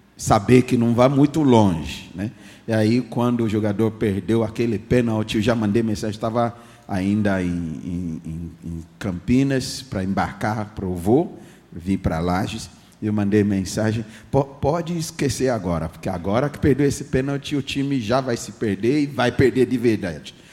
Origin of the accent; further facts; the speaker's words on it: Ghana; first language English; Portuguese is a second language; moved away; nasci no país de Gana, na África